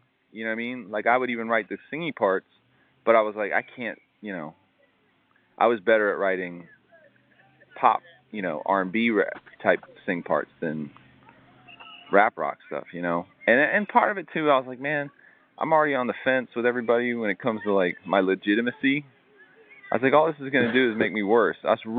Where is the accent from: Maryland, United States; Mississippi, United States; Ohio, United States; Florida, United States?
Florida, United States; Tampa; that time of me growing up in Ybor City and the financial problems and all that stuff.